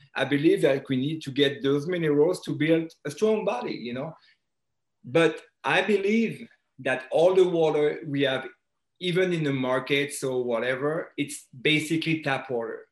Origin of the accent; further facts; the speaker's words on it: France; accent: French; English is a second language; moved away as an adult; now in United States; I was born and raised in France. Um, I moved to the U.S. in 2001